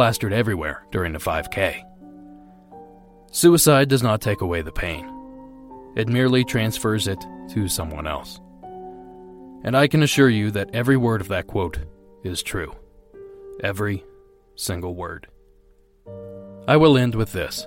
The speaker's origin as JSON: {"language": "English", "region": "Ohio", "country": "United States", "tie": "born or raised there", "moved": "yes"}